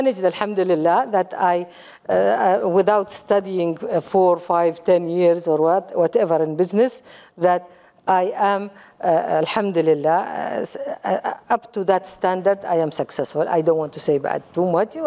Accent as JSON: {"language": "English", "region": "Dubai", "country": "United Arab Emirates", "also_born_or_lived": "Kuwait", "second_language": "English", "said": "I am from United Arab Emirates"}